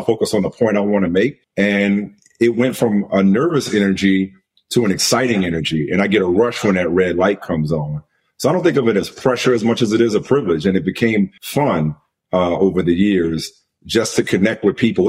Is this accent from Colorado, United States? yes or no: no; New Orleans, Louisiana, United States; I grew up in New Orleans